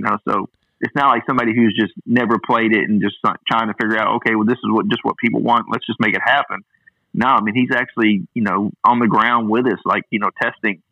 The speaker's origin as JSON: {"language": "English", "town": "Hot Springs", "region": "Arkansas", "country": "United States", "tie": "born or raised there", "said": "his high school is here in my hometown. This is where he grew up in Hot Springs."}